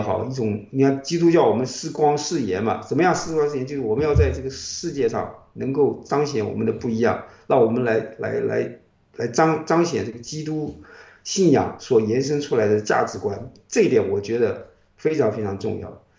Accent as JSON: {"language": "Chinese", "country": "China", "tie": "born or raised there", "moved": "as an adult", "lives_now": "United States", "said": "这一代人， 我们在国内等于是听美国之音长大的"}